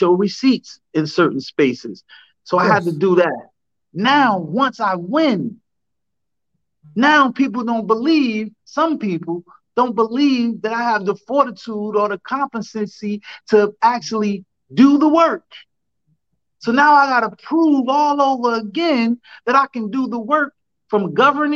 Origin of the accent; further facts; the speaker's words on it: Newark, New Jersey, United States; I grew up in the West Ward of Newark, New Jersey